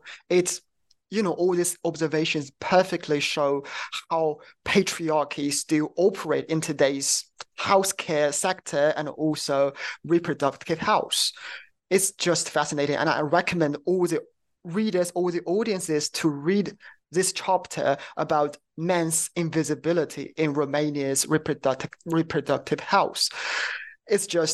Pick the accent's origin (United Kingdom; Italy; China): China; I'm from China